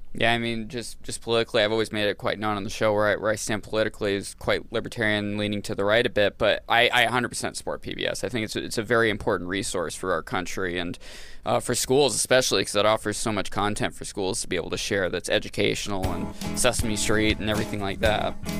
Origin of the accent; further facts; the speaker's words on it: Maine, United States; growing up in Maine